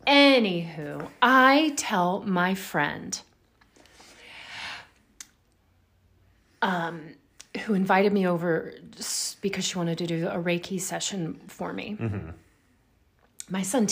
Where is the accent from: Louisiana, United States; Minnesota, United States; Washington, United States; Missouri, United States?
Louisiana, United States; I grew up in Louisiana.